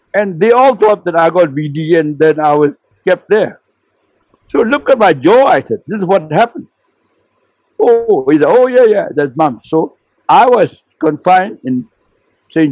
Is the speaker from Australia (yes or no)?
no; Myanmar; we were at last in the roll call who came from Burma